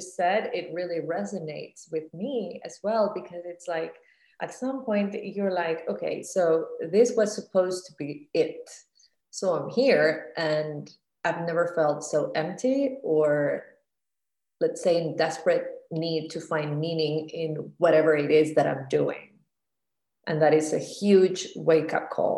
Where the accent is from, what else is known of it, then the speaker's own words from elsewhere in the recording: Costa Rica; moved away as an adult; also born or lived in Miami / New York; I grew up in Costa Rica